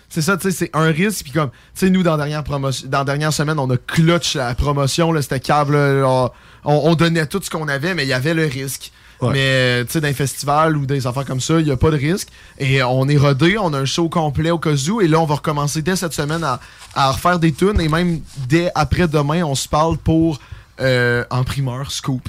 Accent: Lévis, Quebec, Canada; Je suis gay et je viens de Lévis

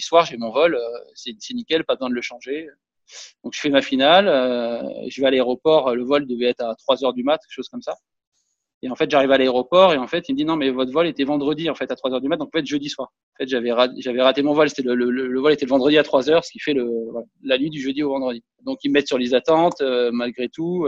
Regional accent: Monaco; Et là, je joue chez moi à Monaco.

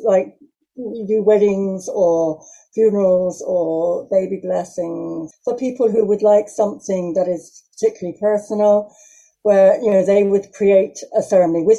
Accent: Devon, South West England, United Kingdom; moved away as an adult; now in West Cork, Ireland; I grew up in England, in southwest of England, in Devon, and I moved to Ireland in 1990, so I've been here a long time now

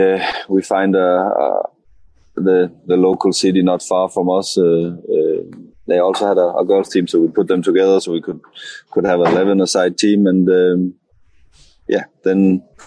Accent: Arden, North Denmark Region, Denmark; English is a second language; moved away as an adult; now in England; was in a little town where I was born in Arden, south of Aalborg in Denmark, still in Jutland, north of Jutland.

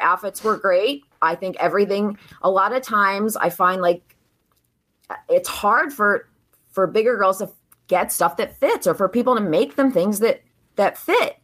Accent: New Jersey, United States; moved away as an adult; also born or lived in Philadelphia, Pennsylvania; now in Delaware County, Pennsylvania, United States; I grew up in South Jersey, so I went to school in Jersey

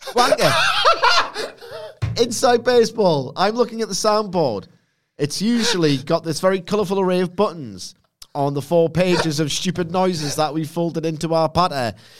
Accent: Newcastle upon Tyne, North East England, United Kingdom; as a Geordie

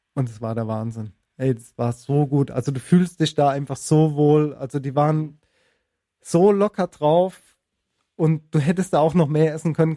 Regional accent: Germany; also born or lived in Spain; ich bin Deutsch und kann kein Spanisch, aber habe auch, hab auch in Spanien gelebt

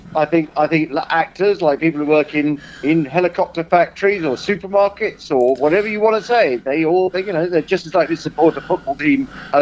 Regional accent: Taunton, South West England, United Kingdom; I was born in Musgrove Park, Taunton.

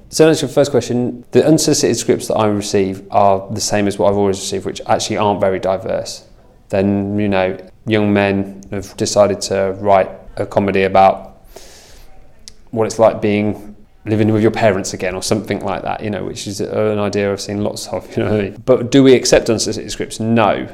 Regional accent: Lincolnshire, East Midlands, United Kingdom; now in London, United Kingdom; I'm not from London, I'm from Lincolnshire.

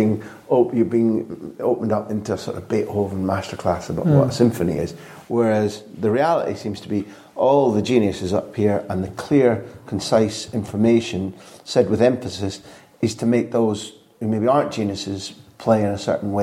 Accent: Scotland, United Kingdom; I grew up with him knowing him as a Scot, not living in England

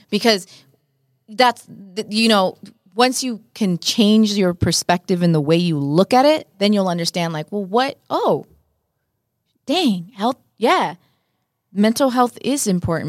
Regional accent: Los Angeles, California, United States; first language Spanish; English is a second language; I'm obviously Mexican American

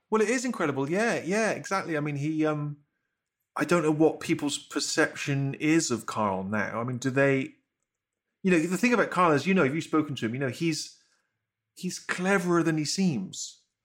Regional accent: Bristol, South West England, United Kingdom; growing up in Bristol

